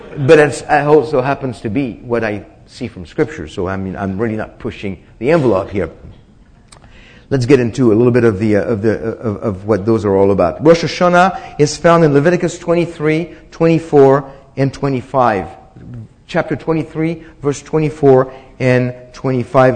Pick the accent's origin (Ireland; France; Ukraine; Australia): France; moved away; I was born in France